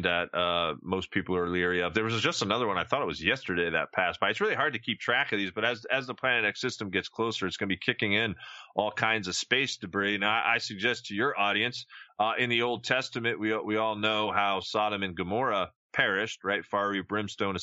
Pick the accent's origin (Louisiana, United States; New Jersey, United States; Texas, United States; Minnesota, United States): New Jersey, United States; Jersey Shore; now in Ohio Valley, United States; I grew up on the Jersey Shore